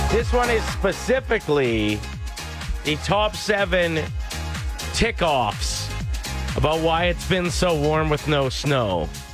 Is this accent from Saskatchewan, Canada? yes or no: yes; near Neilburg, Saskatchewan, Canada; moved away; Nielburg, a town near my hometown.